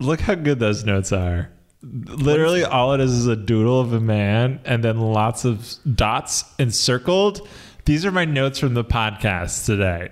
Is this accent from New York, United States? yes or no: yes; New York City, New York, United States; moved away as an adult; I'm from New York. I lived in New York for